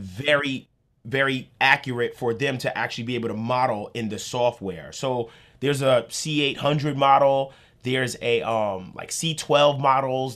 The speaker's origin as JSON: {"language": "English", "region": "New York", "country": "United States", "said": "I'm from New York"}